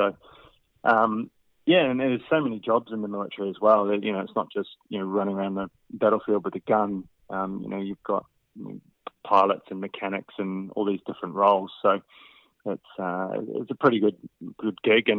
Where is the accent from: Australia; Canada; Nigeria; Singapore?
Australia; Western Australia; I come from the West Australia, and it's quite hot over there, so you try and minimise the clothing coverage.